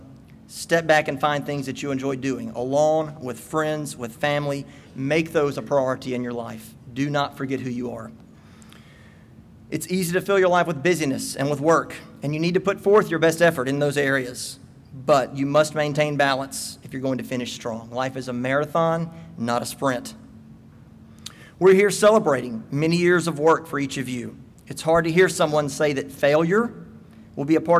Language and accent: English; Starkville, Mississippi, United States; I grew up in Starkville